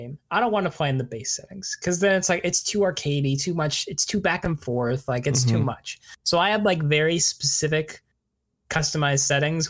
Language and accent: English; Canada; a Canadian hockey fan